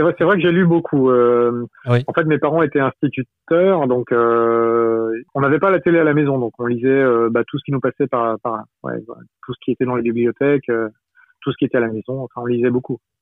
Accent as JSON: {"language": "French", "region": "Brittany", "country": "France", "said": "je suis breton"}